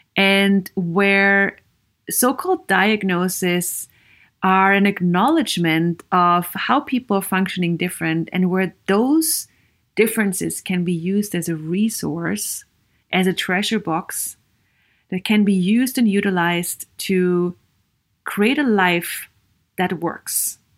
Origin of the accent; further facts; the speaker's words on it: Vienna, Austria; English is a second language; moved away as an adult; also born or lived in Sweden; I am Viennese from Austria. I grew up in Austria